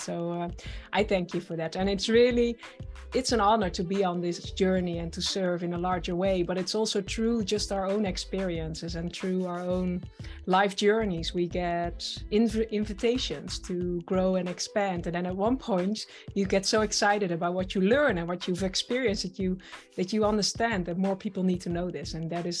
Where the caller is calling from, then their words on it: Netherlands; And I'm joining you from the Netherlands.